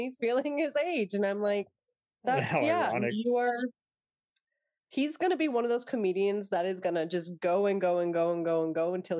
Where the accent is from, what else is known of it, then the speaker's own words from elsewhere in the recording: Toronto, Ontario, Canada; also born or lived in England; They were actually in Toronto during the pandemic, and I'm from Toronto.